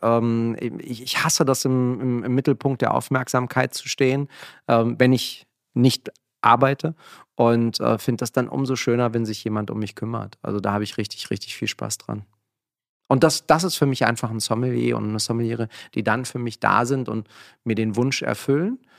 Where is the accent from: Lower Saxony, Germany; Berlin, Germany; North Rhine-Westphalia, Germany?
Berlin, Germany; also born or lived in near Frankfurt; wir sind hier gerade in Kreuzberg, wo ich aufgewachsen bin